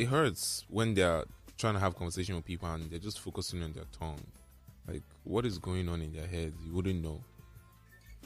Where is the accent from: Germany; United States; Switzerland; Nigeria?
Nigeria; especially we Nigerians. I can't really speak for the world because I'm Nigerian. I've experienced it here.